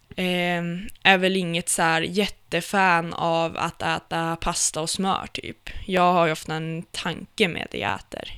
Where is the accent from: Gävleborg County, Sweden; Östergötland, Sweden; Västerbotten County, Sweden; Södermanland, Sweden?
Västerbotten County, Sweden; Umeå; also born or lived in Östersund / Brunflo; Jag är ifrån, eh, faktiskt från Östersund, eller Brunflo, så att det står jämte i passet. Okay. Eh, och sen är jag uppvuxen sen jag var fem i Umeå.